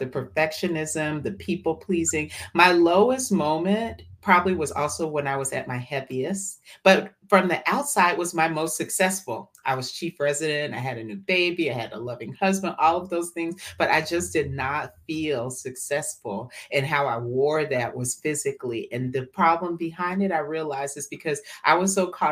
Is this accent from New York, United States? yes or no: no; Atlanta, Georgia, United States; I am born and raised in Atlanta, Georgia, ATL, and to West African parents from Liberia, West Africa. So I'm first generation American